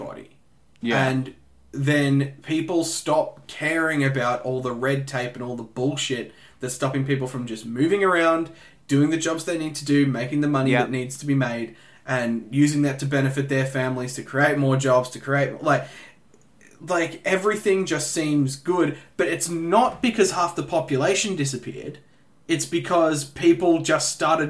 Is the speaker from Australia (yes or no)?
yes; Australia; as an Australian